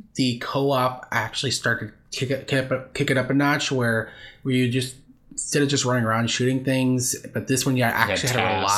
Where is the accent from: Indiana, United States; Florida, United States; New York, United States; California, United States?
Florida, United States; We're all from Florida